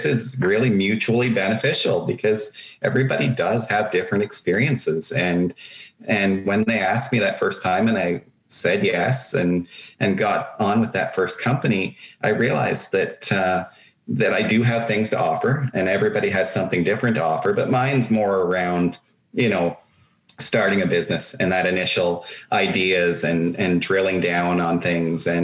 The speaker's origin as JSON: {"language": "English", "town": "Meaford", "region": "Ontario", "country": "Canada", "tie": "born or raised there", "said": "my hometown in Meaford"}